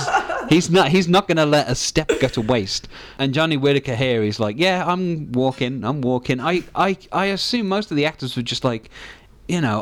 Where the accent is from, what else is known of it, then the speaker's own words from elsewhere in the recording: United Kingdom; Being British